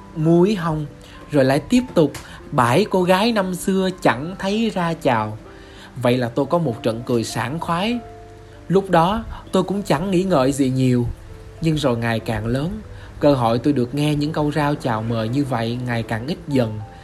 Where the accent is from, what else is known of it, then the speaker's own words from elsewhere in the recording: Vinh Long, Vietnam; Tôi sinh ra tại Vĩnh Long, một tỉnh của miền Tây sông nước